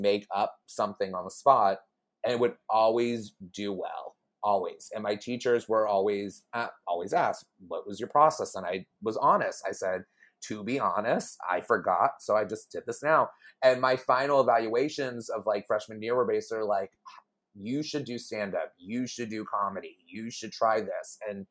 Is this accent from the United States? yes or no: yes; Houston, Texas, United States; moved away as an adult; also born or lived in Chicago, Illinois; I'm originally from Houston. As I like to say, I am born fed but not inbred in Houston, Texas.